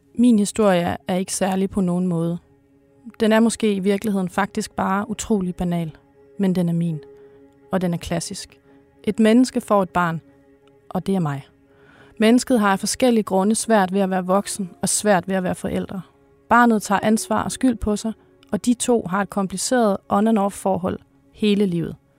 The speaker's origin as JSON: {"language": "Danish", "area": "North Jutland", "region": "North Denmark Region", "country": "Denmark", "tie": "born or raised there", "moved": "yes", "said": "deroppe i Nordjylland, hvor jeg kommer fra"}